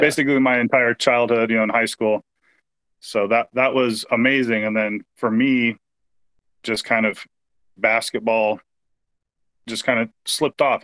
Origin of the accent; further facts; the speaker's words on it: Portland, Oregon, United States; now in Vancouver, United States; I was born and raised in Portland, Oregon.